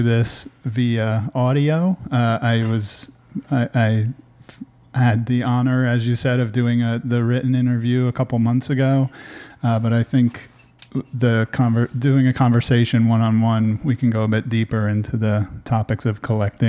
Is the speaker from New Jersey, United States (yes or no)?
yes; New Jersey, United States; moved away as an adult; now in Austin, United States; I'm originally from New Jersey, born and raised in New Jersey